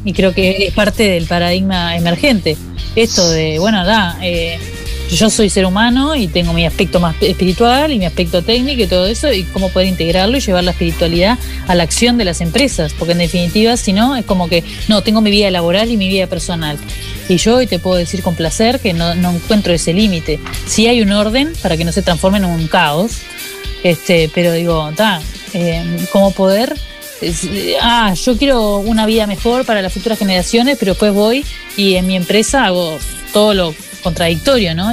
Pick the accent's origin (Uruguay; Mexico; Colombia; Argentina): Uruguay; Montevideo; de donde yo vengo, de Montevideo